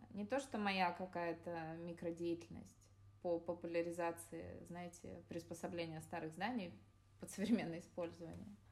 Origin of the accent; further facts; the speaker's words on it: Yekaterinburg, Sverdlovsk Oblast, Russia; я родом из Екатеринбурга